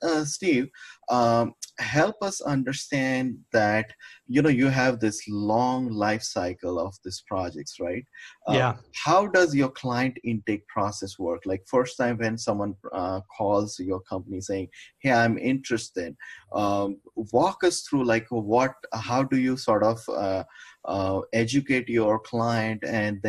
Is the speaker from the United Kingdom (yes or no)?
no; India; moved away; I'm from India back home.